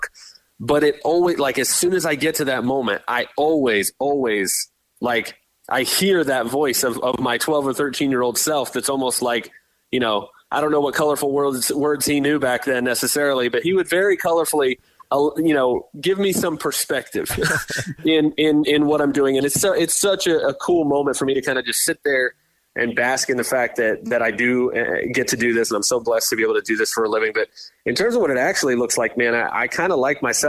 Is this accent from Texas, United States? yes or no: no; Tampa, Florida, United States; We grew up in Tampa here, so we're Bucs fans